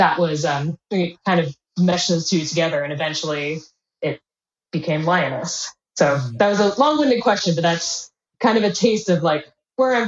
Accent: Bay Area, California, United States; also born or lived in Midwest, United States; I'm from the Midwest in the United States initially, and moved over to California early on in my childhood. So I was in the Bay Area

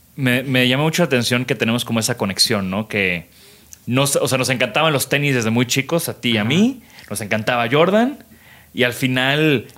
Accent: Tamaulipas, Mexico; crecí en Tamaulipas

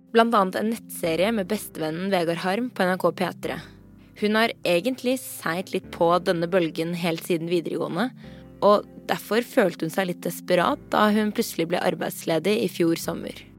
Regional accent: Norway; er født og oppvokst her i Norge

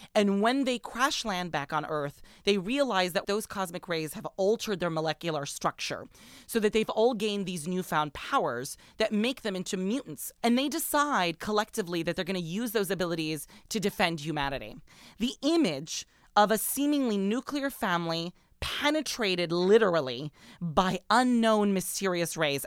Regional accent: Orange County, California, United States; also born or lived in Middle East; when I was a teenager growing up in Orange County, California

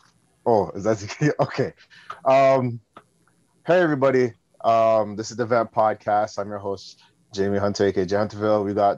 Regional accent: Canada; My background is Jamaican, but I was born here.

